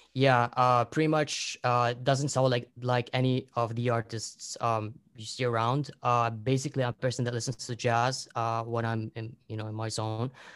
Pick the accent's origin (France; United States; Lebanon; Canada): Lebanon; now in Qatar; I'm from Lebanon